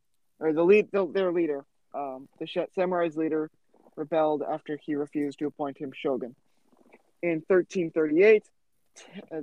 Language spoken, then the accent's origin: English; United States; I'm American.